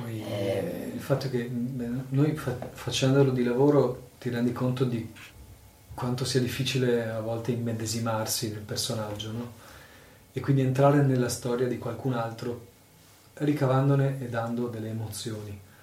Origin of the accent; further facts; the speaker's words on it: Mogliano Veneto, Veneto, Italy; Io sono nato, cresciuto a Mogliano